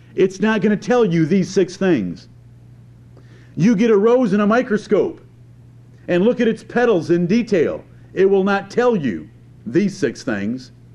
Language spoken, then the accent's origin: English; near Ann Arbor, Michigan, United States; I grew up near Ann Arbor, Michigan